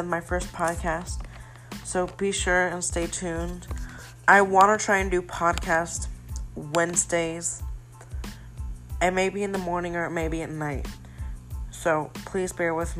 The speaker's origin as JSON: {"language": "English", "town": "Atlanta", "region": "Georgia", "country": "United States", "tie": "born or raised there", "said": "was born in Atlanta, Georgia. I prefer the city over the country, even though I lived in the country for quite some time. Then I moved for what is quite somewhat the city, which is kind of metro Atlanta."}